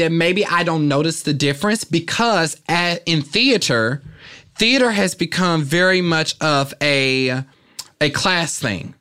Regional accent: Kansas City, Kansas, United States; moved away as an adult; also born or lived in Philadelphia; now in Los Angeles, United States; I loved growing up there

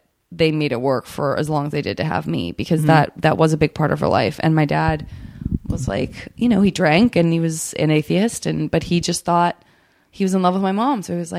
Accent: Arizona, United States; I did have to read Arizona.

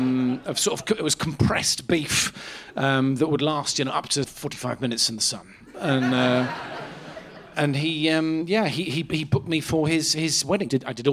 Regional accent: Lyme Regis, South West England, United Kingdom; I was just running a little beef stall in my hometown of Lyme Regis in Dorset, a little summer beach beef stall.

